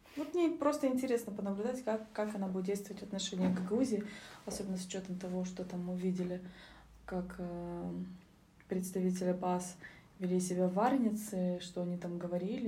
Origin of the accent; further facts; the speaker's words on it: Gagauzia, Moldova; я из Гагаузи, у меня не было никакой среды